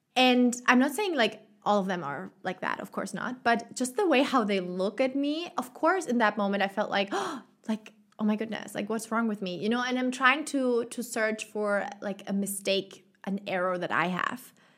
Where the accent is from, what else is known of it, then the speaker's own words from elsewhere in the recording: Germany; moved away as an adult; now in Chile; my home country, in Germany